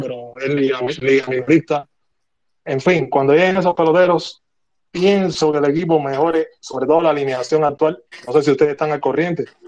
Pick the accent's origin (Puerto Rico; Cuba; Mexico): Cuba; Havana; Yo soy cubano y vivo en La Habana